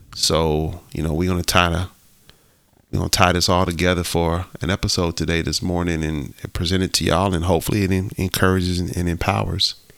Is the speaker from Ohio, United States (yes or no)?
yes; Ohio, United States; growing up in the Midwest, I grew up in Ohio